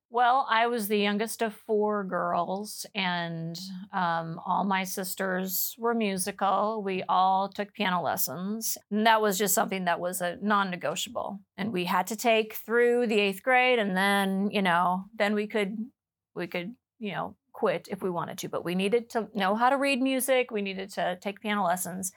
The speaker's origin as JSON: {"language": "English", "town": "Freeman", "region": "South Dakota", "country": "United States", "tie": "born or raised there", "moved": "yes", "lives_now": "Plano, United States", "said": "I grew up in South Dakota and uh, on, a, a little little farm um, near Freeman, South Dakota"}